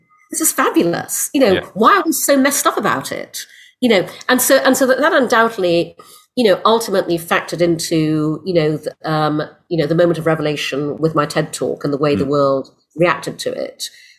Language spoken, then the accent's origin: English; Brunei; also born or lived in United Kingdom; I was born in the UK. I'm half English, half Chinese. My father was English. My mother's Malaysian Chinese. We moved to Brunei when I was six because my father got a job there. I grew up in Brunei